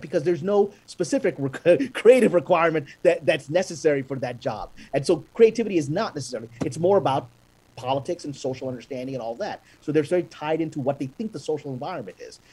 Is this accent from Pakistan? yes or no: yes; Pakistan; I'm a Pakistani Muslim guy